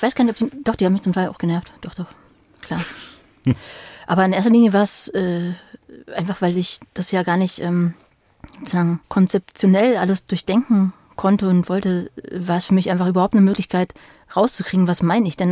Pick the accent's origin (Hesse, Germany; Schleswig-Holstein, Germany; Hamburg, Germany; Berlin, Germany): Berlin, Germany; also born or lived in Madrid; also ich bin halt als Kind in Ostberlin aufgewachsen